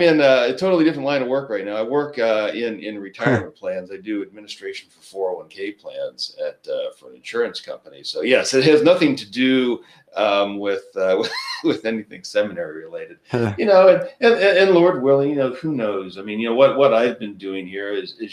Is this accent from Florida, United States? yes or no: no; Cincinnati, Ohio, United States; I'm from Cincinnati